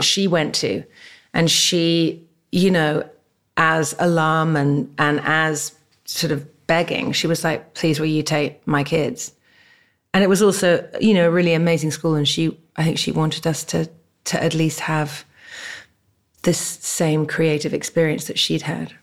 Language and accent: English; England, United Kingdom; also born or lived in Barbados; now in California, United States; I was born in England